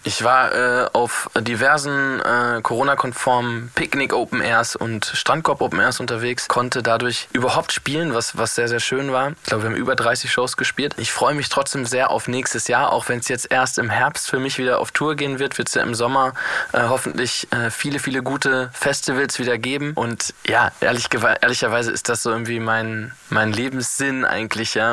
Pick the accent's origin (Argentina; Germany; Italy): Germany; Northern Germany; als Norddeutscher